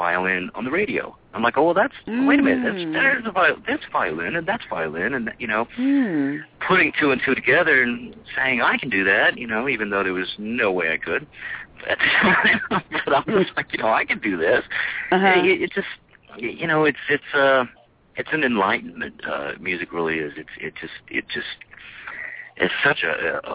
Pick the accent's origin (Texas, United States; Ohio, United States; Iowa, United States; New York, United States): Texas, United States; El Paso; also born or lived in New Mexico; I was born in El Paso. Grew up, in the running around the deserts of New Mexico and West Texas